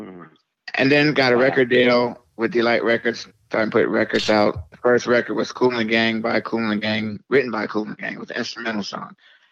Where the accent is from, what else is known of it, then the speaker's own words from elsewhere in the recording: Youngstown, Ohio, United States; moved away; also born or lived in Jersey City, New Jersey; my family, we grew up in Youngstown, Ohio. Cool, my brother, Khalees, myself, my brother Waheed, Michael, my sister Sharifa. We moved from Youngstown, Ohio to New Jersey